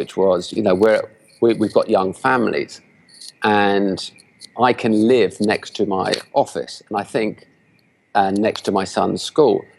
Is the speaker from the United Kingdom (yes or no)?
yes; England, United Kingdom; now in Barcelona, Spain; we have families here, even though we're all from England